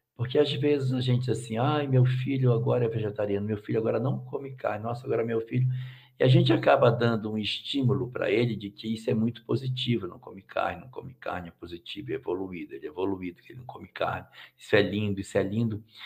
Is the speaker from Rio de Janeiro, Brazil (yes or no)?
no; Cacoal, Rondônia, Brazil; da minha terra, ô oh, meu pai. Isso Cacoal